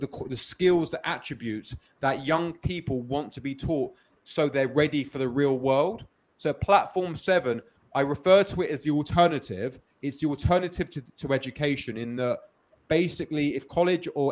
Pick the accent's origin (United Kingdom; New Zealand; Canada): United Kingdom; London; now in Los Angeles, United States; I grew up in London, as you may hear from the accent.